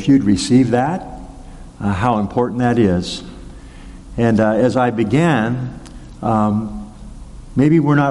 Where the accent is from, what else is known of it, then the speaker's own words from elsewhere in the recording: Arcadia, California, United States; the town of Arcadia, where I grew up in Southern California